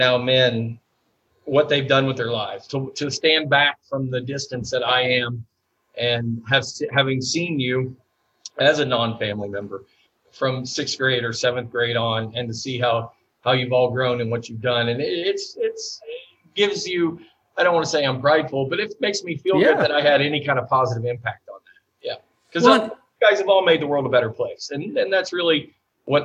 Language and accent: English; Ohio, United States; moved away; I used to have in Ohio when I was a kid.